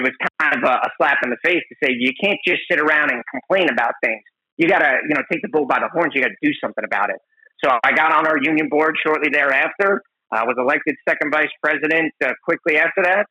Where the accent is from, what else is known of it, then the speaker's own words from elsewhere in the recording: Long Island, New York, United States; moved away as an adult; I grew up in Long Island, New York